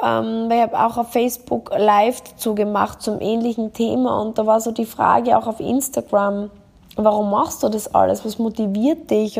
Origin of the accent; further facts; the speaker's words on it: Austria; das kleine Dorf in Österreich, wo ich herkomme